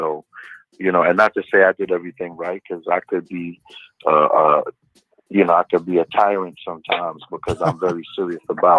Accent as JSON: {"language": "English", "town": "Brooklyn", "region": "New York", "country": "United States", "said": "I'm from Church Avenue and 31st Street, man."}